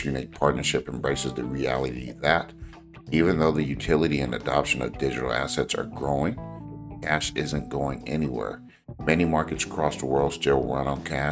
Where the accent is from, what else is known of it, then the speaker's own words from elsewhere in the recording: Los Angeles, California, United States; I grew up and lived in the Los Angeles area